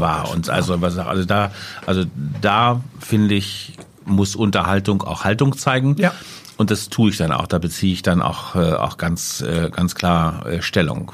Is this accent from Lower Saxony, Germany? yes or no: yes; Letter, Lower Saxony, Germany; also born or lived in Hanover; Geboren 1963 äh, in Letter, das ist ein kleiner Vorort von Hannover, da wo die Leine so einen Bogen um den Ort herum macht, äh, da liegt Letter und da bin ich zur Welt gekommen.